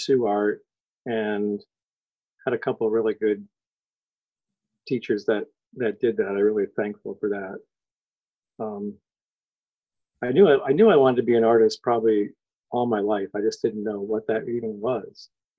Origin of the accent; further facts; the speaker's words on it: Connecticut, United States; I was born in Connecticut, so I was raised in New England, and I'm definitely a New England person